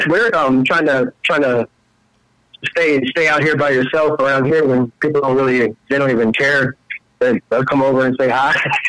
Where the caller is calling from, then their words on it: Texas, United States; I'm calling out from Texas out here.